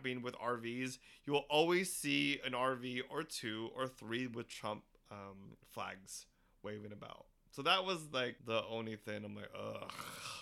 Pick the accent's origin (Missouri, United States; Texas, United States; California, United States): California, United States; as a Californian